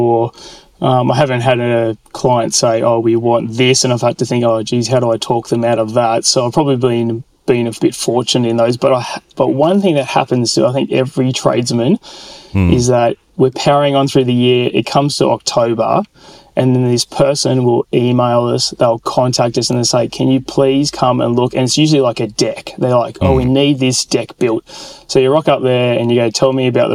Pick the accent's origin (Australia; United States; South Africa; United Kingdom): Australia; Sydney, New South Wales; the church I grew up in Sydney